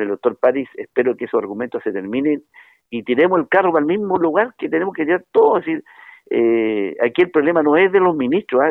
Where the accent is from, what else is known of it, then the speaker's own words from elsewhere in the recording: Chile; Yo le agradezco a él como chileno